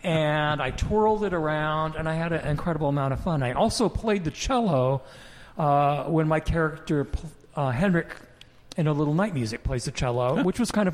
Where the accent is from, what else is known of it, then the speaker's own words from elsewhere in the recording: Spokane, Washington, United States; I grew up in Spokane